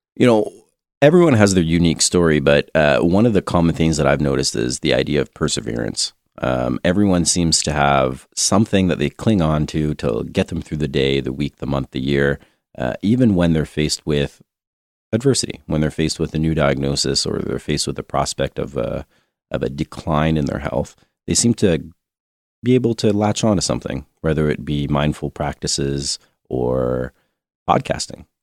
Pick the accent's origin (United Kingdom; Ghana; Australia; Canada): Canada; being Canadian